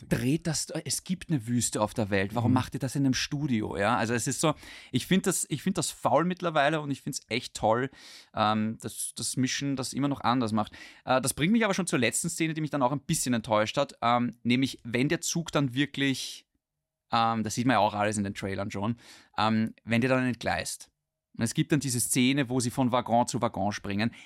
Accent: Austria; bei uns in Österreich

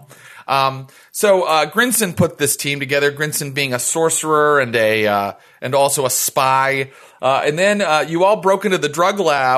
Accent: West Virginia, United States; accent: West Virginia pronunciation; I'm from West Virginia, and I use the West Virginia pronunciation

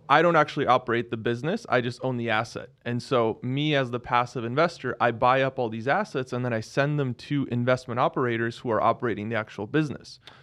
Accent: Seattle, Washington, United States; I grew up in Seattle.

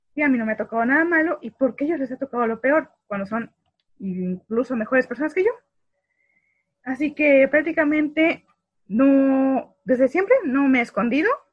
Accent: Valladolid, Yucatán, Mexico; also born or lived in Mérida; yo soy originaria de Valladolid. Nada más me fue a parir a Mérida

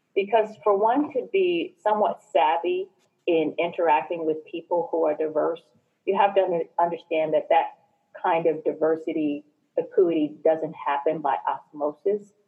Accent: New Jersey, United States; I was born and raised in New Jersey

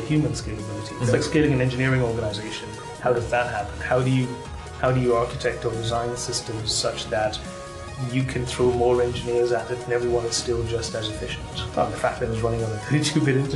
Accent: Sri Lanka; now in San Francisco, United States; So I grew up in Sri Lanka, and in Sri Lanka, in the mid 90s

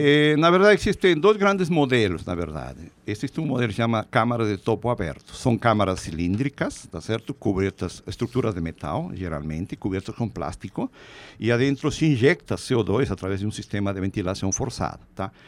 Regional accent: Peru; Portuguese is a second language; moved away as an adult; also born or lived in Lima, Peru / Viçosa, Minas Gerais, Brazil; now in São Paulo, Brazil; na minha cidade natal, lá no Peru

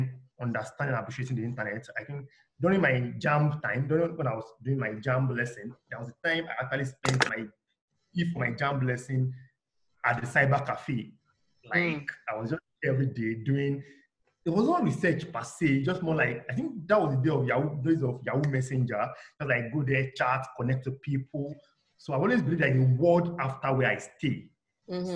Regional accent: Osogbo, Osun, Nigeria; also born or lived in Ondo, Ondo State / Ijebu Ode, Ogun State; now in Lagos, Nigeria; Then I grew up, all my childhood age was spent in Osun State, Oshogbo, to be precise

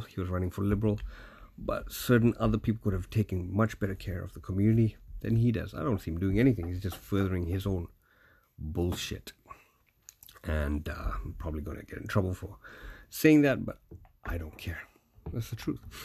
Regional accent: Canada; in Canada, we have what's known as multiculturalism

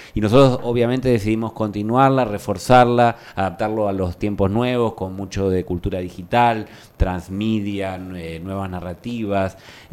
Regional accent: Argentina; En Argentina todos somos muy usuarios del Netflix

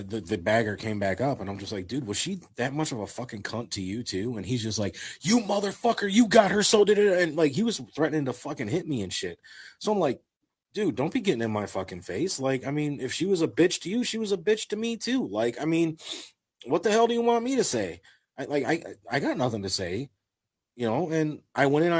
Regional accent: Maple Heights, Ohio, United States; I grew up in Maple Heights. I grew up in Garfield Heights.

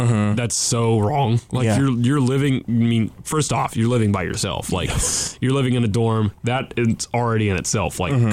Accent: Forney, Texas, United States; moved away; I am from Forney

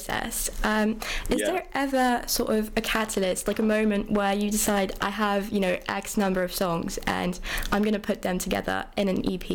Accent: Paris, Île-de-France, France; I'm from Paris

